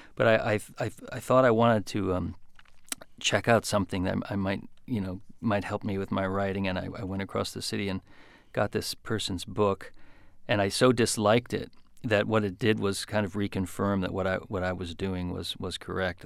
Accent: Grosse Pointe Park, Michigan, United States; moved away; also born or lived in Detroit, Michigan; by the time I was four or five, um, we were in, in Grosse Pointe Park, just a few blocks from from the city limits of of Detroit

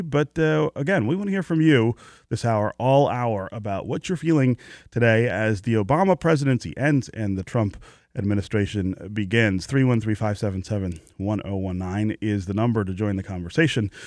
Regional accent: United States; being an American

